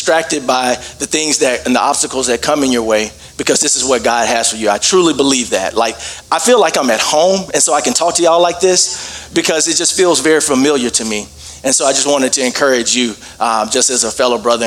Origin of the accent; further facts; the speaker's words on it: Birmingham, Alabama, United States; moved away as an adult; also born or lived in Dallas, Texas; now in Denver, United States; I live in Denver, Colorado, but I grew up in Birmingham, Alabama